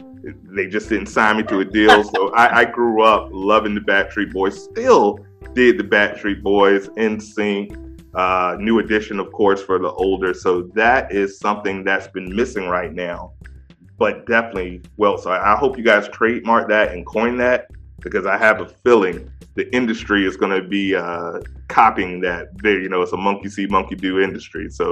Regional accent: DMV area, United States; I'm from the DMV area. So I grew up on Drew Hill.

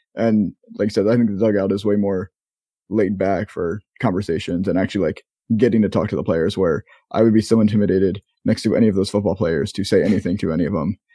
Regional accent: Maryland, United States; moved away as an adult; now in Florida, United States; we're both from Maryland, um, you still live in Maryland, I know you're, you're eventually leaving, and I've, haven't lived in Maryland for going on ten years now, um, I'm down in Florida, but I spent twenty plus years of my life there

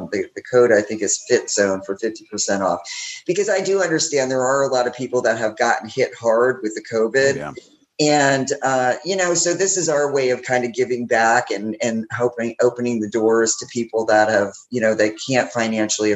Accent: Connecticut, United States; now in Punta Gorda, United States; I'm originally from Connecticut

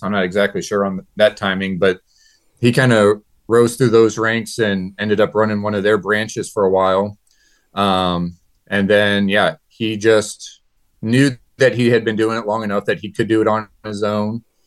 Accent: New Haven, Missouri, United States; I'm from New Haven, Missouri, born and raised here

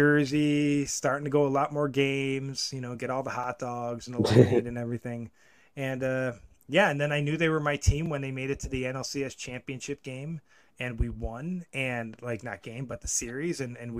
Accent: Buffalo, New York, United States; moved away; also born or lived in St. Louis; growing up in Buffalo

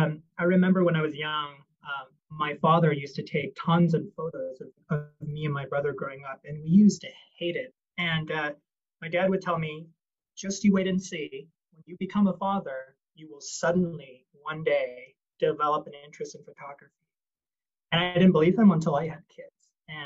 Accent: Vancouver, British Columbia, Canada; moved away as an adult; also born or lived in Taiwan / North Carolina / Stanford, California; now in United States; I was born in Taiwan, and I grew up in Vancouver, British Columbia, Canada. Came to the United States for college, and then has been here ever since.

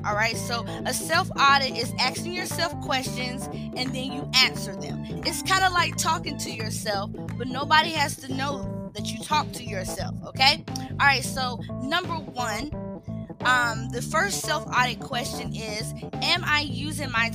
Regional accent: Charlotte, North Carolina, United States; I was born in Charlotte, North Carolina

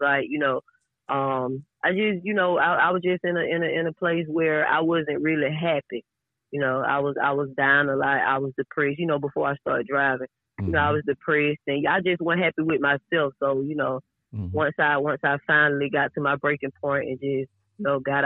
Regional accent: Georgia, United States; also born or lived in Florida; I was born in Florida, but I was raised in Georgia.

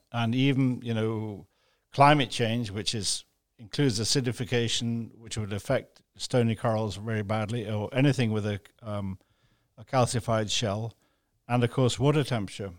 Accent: Jamaica; now in Grand Cayman, Cayman Islands; where I grew up in Jamaica

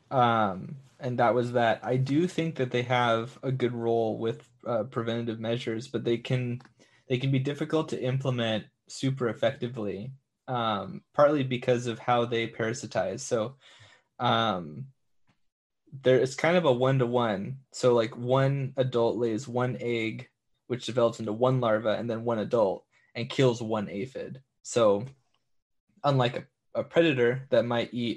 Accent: San Diego, California, United States; I'm from San Diego

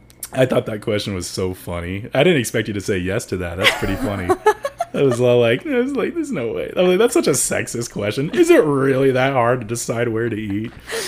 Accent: San Bernardino, California, United States; I came from San Bernardino

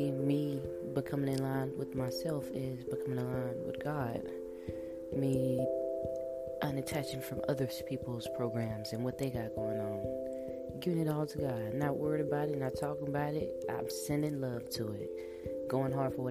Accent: Monroe, Louisiana, United States; now in Texas, United States; I come from Monroe, Louisiana, and I live in Texas right now.

